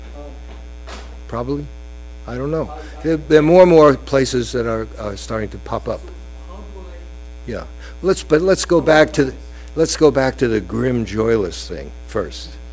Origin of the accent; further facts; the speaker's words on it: United States; being an American Jew